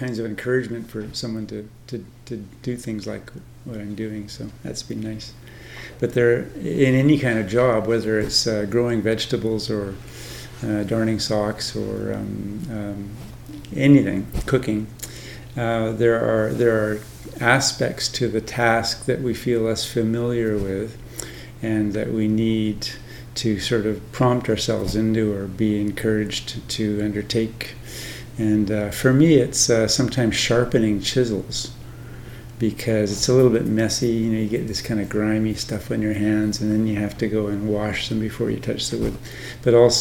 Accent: Canada; moved away as an adult; now in Thailand; I live in Thailand now, but I'm Canadian and was ordained in Canada and spent the bulk of my monastic life in Canada

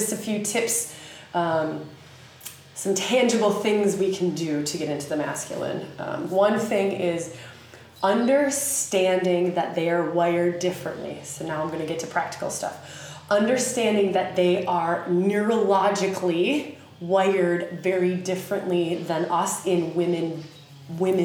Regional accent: United States; accent: redneck; my sweet redneck accent

